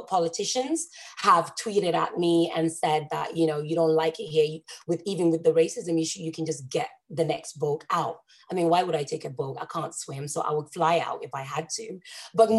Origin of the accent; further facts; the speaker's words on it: Stockholm, Stockholm County, Sweden; English is a second language; also born or lived in Haninge / Nynäshamn; I grew up in Stockholm. So I grew up in a big town, but every town has a suburb. So I was in one of the burbs, as we call it, called Haninge